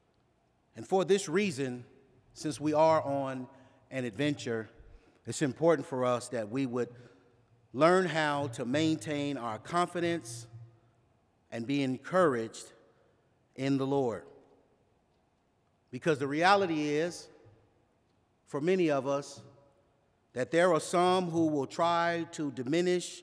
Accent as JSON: {"language": "English", "town": "Los Angeles", "region": "California", "country": "United States", "tie": "born or raised there", "said": "growing up in South"}